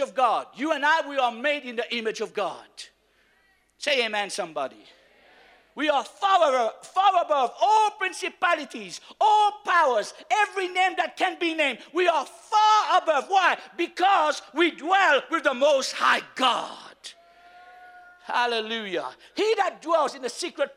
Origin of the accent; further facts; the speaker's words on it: Mauritius; I am from Mauritius